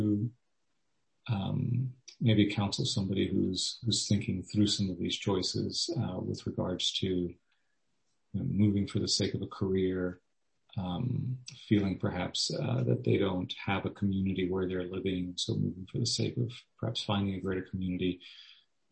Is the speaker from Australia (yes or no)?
no; Miami, Florida, United States; also born or lived in Orlando, Florida; now in Gainesville, United States; I grew up in Miami.